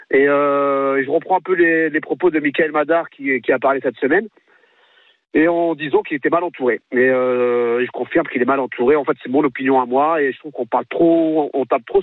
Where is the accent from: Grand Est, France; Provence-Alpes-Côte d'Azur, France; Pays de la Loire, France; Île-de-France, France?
Provence-Alpes-Côte d'Azur, France; Marseille; d'abord, je suis marseillais, je suis supporter marseillais.